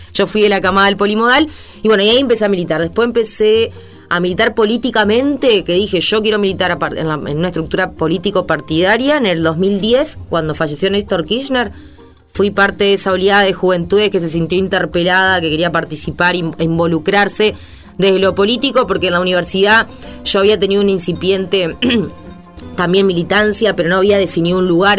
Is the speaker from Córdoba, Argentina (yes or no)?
no; Santa Fe, Argentina; nosotros somos nacidos, criados en nuestra ciudad